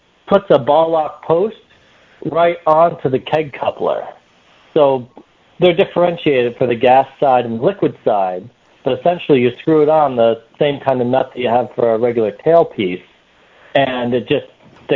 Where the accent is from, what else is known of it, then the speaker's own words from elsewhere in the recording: New Hampshire, United States; now in Boston, United States; I was born and raised in New Hampshire, so I have a little bit of the hills in me, but okay. I've been living here in Boston